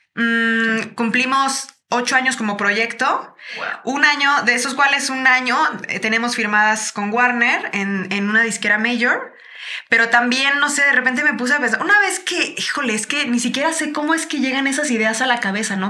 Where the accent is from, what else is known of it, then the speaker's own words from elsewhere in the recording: Chiapas, Mexico; now in Mexico City, Mexico; nosotros crecimos en Chiapas